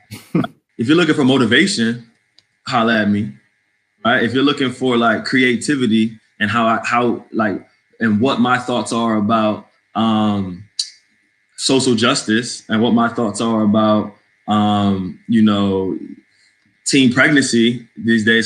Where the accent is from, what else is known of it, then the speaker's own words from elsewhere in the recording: New England, United States; accent: New England; also born or lived in New Jersey / Connecticut; now in Washington, D.C., United States; like I sound like I'm from New England. I'm a New England boy.